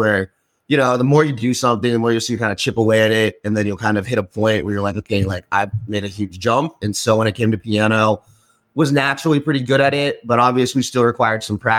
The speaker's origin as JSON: {"language": "English", "town": "Grapevine", "region": "Texas", "country": "United States", "tie": "born or raised there", "also_born_or_lived": "Gwangju, South Korea / Fort Worth, Texas", "moved": "as an adult", "lives_now": "Austin, United States", "said": "I'm from originally Dallas, Texas, specifically Grapevine, you know, like the DFW area"}